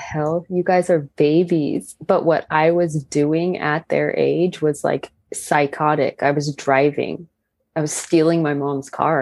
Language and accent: English; Riverside, California, United States; we're all from Riverside, California.